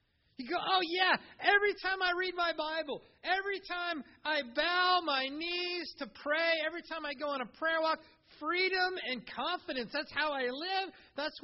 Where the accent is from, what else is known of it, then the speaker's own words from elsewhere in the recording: Iowa, United States; as a kid growing up in Iowa mowing yards